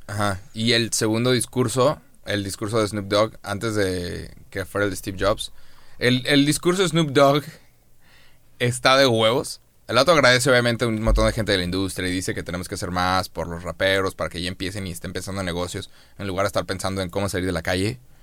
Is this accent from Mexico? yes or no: yes; Monterrey, Nuevo León, Mexico; Somos de Monterrey